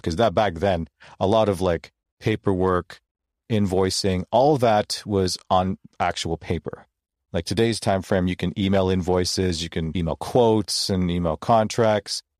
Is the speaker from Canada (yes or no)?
yes; Toronto, Ontario, Canada; I was born and raised in Toronto, Ontario, Canada.